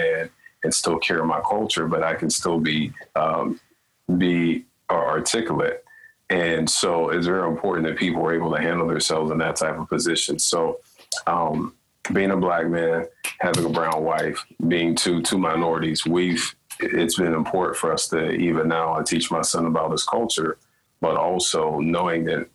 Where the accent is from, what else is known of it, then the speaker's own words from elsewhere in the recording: United States; now in Canada; growing up in the States and then coming here